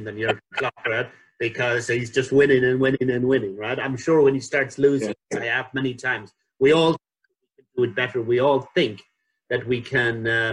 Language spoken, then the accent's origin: English; Ireland; now in United Kingdom; I came to the UK in the early 80s when being Irish was associated with blowing people up.